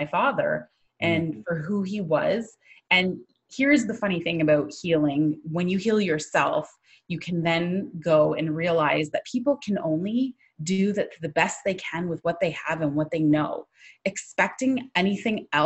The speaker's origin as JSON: {"language": "English", "town": "St. Catharines", "region": "Ontario", "country": "Canada", "tie": "born or raised there", "also_born_or_lived": "Thunder Bay, Ontario / Toronto", "said": "I grew up in the Niagara region, where I still live with my family. We live in a town, it's called St. Catherine."}